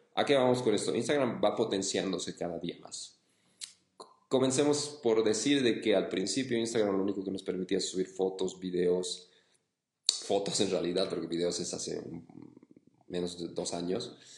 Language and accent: Spanish; Bolivia; mi país, en Bolivia